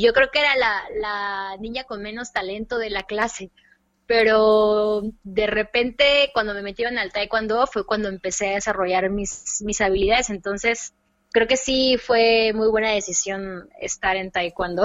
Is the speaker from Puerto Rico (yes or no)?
no; Córdoba, Veracruz, Mexico; Soy cordobesa, veracruzana, amante de las de la comida veracruzana